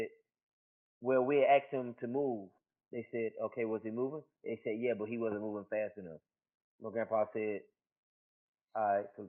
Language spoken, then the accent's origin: English; Cleveland County, Shelby, North Carolina, United States; we're from Cleveland County, Shelltown